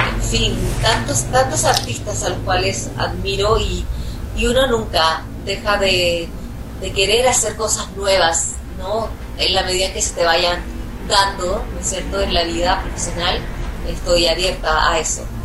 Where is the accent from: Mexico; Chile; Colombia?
Chile; en mi país